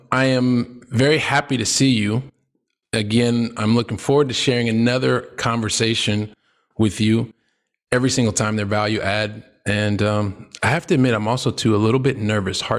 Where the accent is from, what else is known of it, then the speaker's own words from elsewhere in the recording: Columbus, Ohio, United States; And the truth is, I am a guy from Columbus, Ohio, Midwest through and through